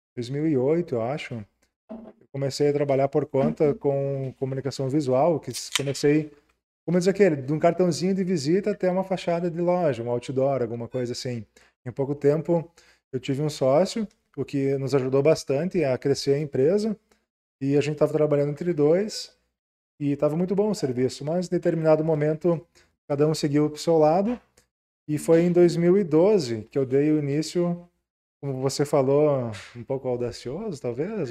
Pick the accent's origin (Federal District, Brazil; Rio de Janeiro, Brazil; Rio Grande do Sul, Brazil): Rio Grande do Sul, Brazil; Ijuí; eu sou natural de Ijuí. Uh, nasci, morei ali a vida toda